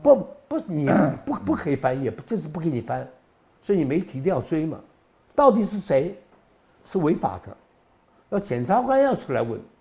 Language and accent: Chinese; South Korea; now in Taiwan; 我从韩国来的